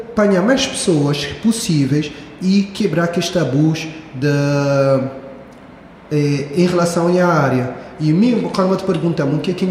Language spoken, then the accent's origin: Portuguese; Santo Antão, Cape Verde; moved away as an adult; also born or lived in Brazil; Eu mesmo, me queria voltar para Sintatom.